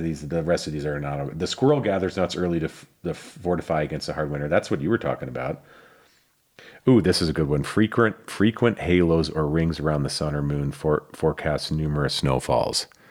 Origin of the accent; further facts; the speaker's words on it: Midwest, United States; now in Lake Tahoe, United States; growing up in the Midwest